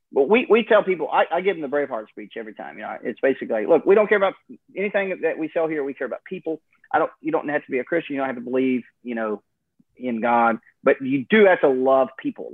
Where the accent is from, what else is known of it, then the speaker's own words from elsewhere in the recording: Alaska, United States; how I was raised in Alaska